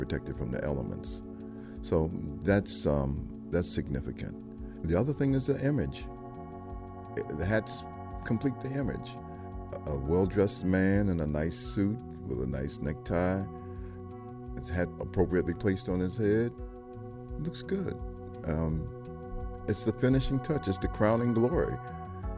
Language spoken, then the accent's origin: English; Washington, District of Columbia, United States